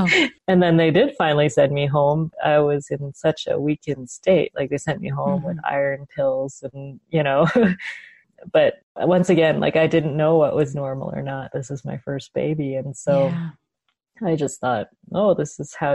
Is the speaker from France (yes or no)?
no; Canada; I grew up in Canada, but I was raised with a lot of Chinese traditions